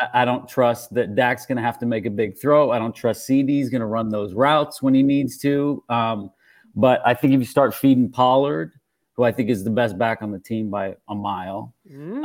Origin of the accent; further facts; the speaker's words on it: Canada; I'm Canadian and I grew up in the early 90s